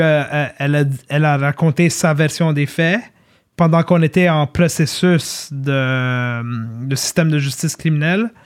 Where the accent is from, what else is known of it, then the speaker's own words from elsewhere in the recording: Montreal, Quebec, Canada; also born or lived in Laval; j'ai grandi à Ville-Saint-Laurent, j'ai grandi à Laval-des-Rapides